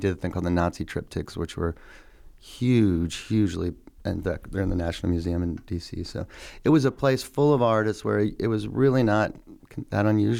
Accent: Boston, Massachusetts, United States; born there; I grew up, I was born in Boston.

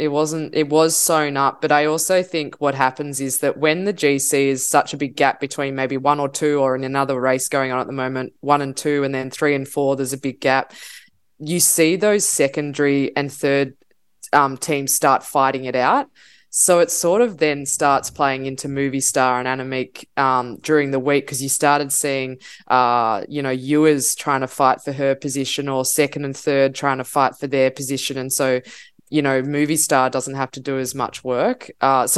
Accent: Australia; I'm Australian

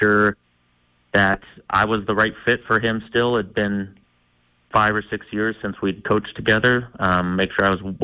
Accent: Montana, United States; growing up in Montana

